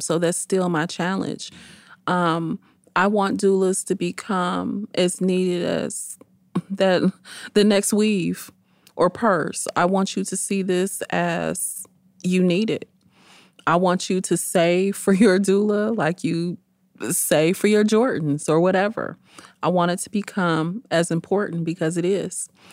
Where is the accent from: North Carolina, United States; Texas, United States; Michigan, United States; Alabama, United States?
Michigan, United States; Detroit; Born and raised in Detroit, proud to be a Detroit native